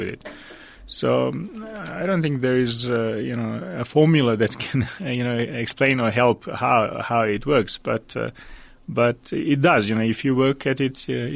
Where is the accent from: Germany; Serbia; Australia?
Serbia; Belgrade; moved away as an adult; now in Johannesburg, South Africa; I was born in Belgrade, Serbia in 1965. I wrote some short stories in my home country and actually published a collection of stories there.